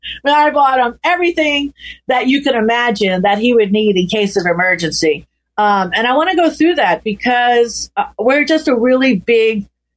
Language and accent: English; California, United States; when you were born and raised in California